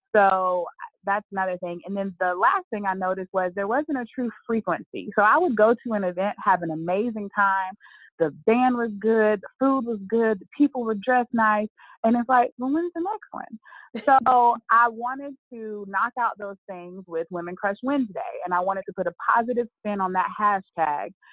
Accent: Birmingham, Alabama, United States; moved away as an adult; now in Charlotte, United States; my hometown of Birmingham, Alabama

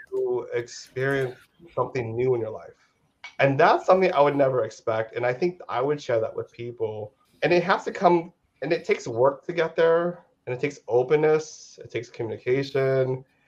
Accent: United States; now in Los Angeles, United States; I'm Filipino American. So I was born in the states

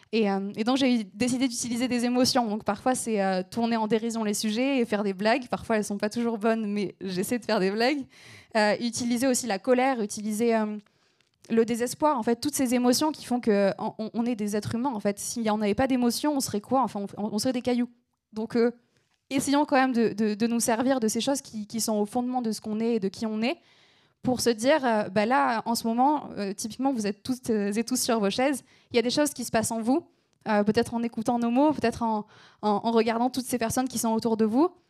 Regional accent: small town between Aix and Marseille, Provence-Alpes-Côte d'Azur, France; accent: southern; je viens du sud de la France, donc parfois vous entendrez un peu mon accent, c'est normal. je viens d'une petite ville qui s'appelle Berlédan, qui est située entre Aix et Marseille.

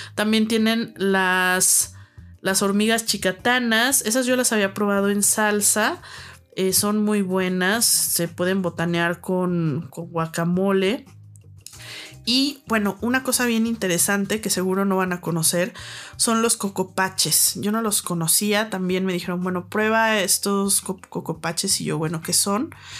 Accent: Guadalajara, Jalisco, Mexico; now in Mexico City, Mexico; soy de Guadalajara

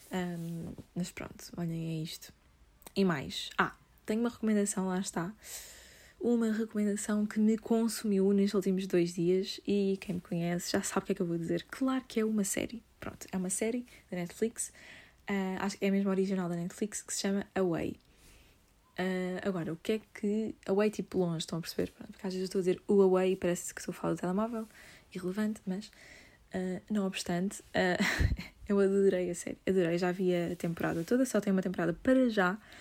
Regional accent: Lisbon, Portugal; sou de Lisboa

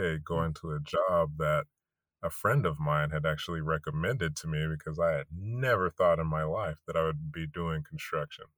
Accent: Fresno, California, United States; moved away as an adult; now in San Diego, United States; I'm from Fresno

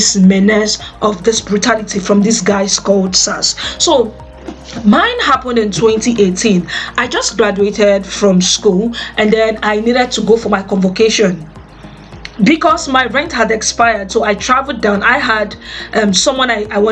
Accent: Nigeria; I am a Nigerian

